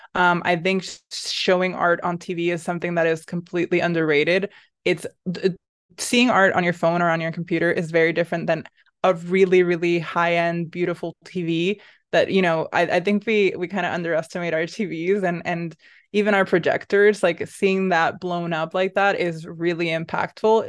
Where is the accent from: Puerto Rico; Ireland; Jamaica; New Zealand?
Puerto Rico; also born or lived in Boston, United States; now in New York, United States; I grew up in Puerto Rico, surrounded by colors